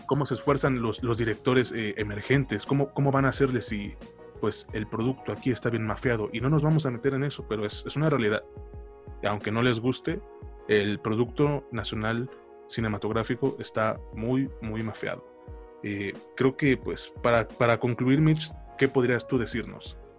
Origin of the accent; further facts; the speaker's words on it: Mexico; a nosotros como mexicanos